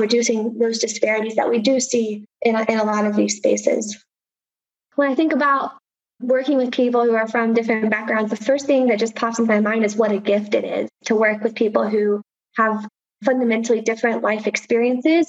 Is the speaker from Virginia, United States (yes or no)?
yes; Appalachia, Southwest Virginia, United States; now in Houston, United States; But certainly my heart is in the mountains of Southwest Virginia.